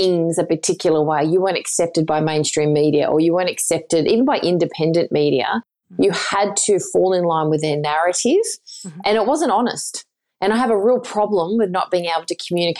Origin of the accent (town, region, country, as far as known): Sydney, New South Wales, Australia